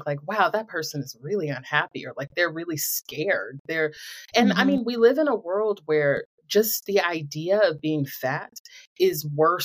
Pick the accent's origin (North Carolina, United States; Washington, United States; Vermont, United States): North Carolina, United States; Greensboro; I'm from Greensboro.